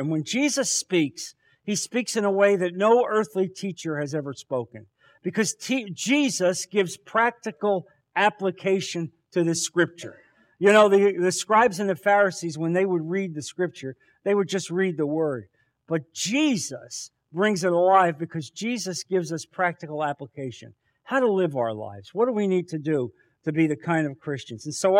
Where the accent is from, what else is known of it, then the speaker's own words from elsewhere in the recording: New Jersey, United States; I'm from New Jersey. You think this is how people in New Jersey live their lives?